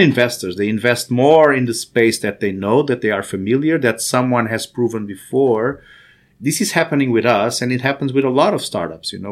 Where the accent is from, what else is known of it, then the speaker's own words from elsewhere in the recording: Angola; moved away; also born or lived in Salvador, Brazil; I was born in Africa, actually, in Angola